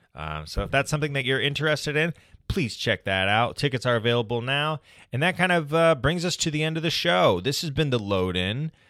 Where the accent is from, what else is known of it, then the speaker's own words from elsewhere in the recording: United States; being an American man